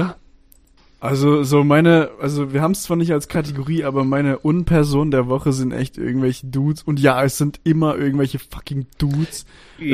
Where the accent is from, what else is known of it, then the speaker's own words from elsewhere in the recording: Stuttgart, Baden-Württemberg, Germany; moved away as an adult; now in Austria; ich bin Schwabe, so, ich bin in Stuttgart geboren und in Baden-Württemberg aufgewachsen, Großteil meines Lebens.